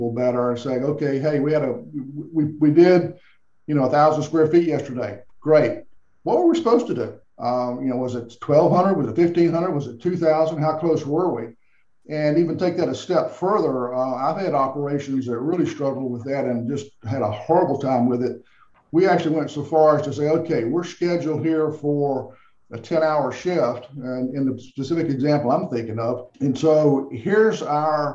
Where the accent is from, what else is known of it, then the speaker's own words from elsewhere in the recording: the South, United States; I'm from the South